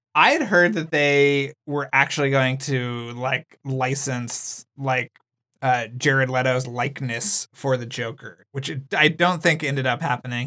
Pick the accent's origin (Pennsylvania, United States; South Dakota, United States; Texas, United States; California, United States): Texas, United States; San Antonio; like me, was, grew up in San Antonio, Texas